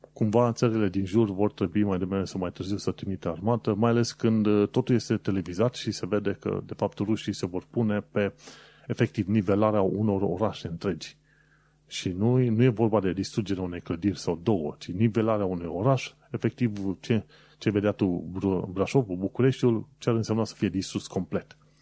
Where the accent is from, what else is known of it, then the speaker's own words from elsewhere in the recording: Romania; noi, ca români